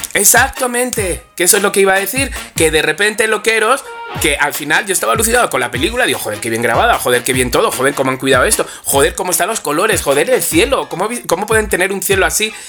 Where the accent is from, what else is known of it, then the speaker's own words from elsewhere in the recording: Alcobendas, Community of Madrid, Spain; los dos somos de Alcobendas